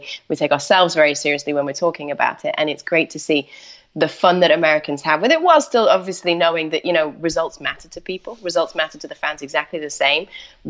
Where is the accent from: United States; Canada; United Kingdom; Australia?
United Kingdom; Manchester, North West England; moved away; I grew up in Manchester, but decided I wanted to leave the UK and go off and do just travel around a little bit.